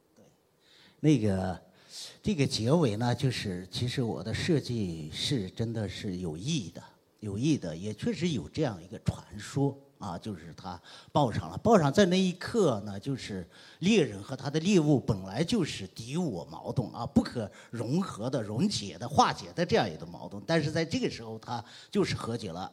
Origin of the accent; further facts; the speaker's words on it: Gulang, Gansu, China; now in Guangzhou, China; 我是甘肃人啊，我的老家就在那个祁连山东段，东段那个祁连山的一个小小的褶皱里边 ，哎，那个县呢叫鼓浪县，嗯，它也是多少年来都是一个贫困县，贫困县，去年摘帽了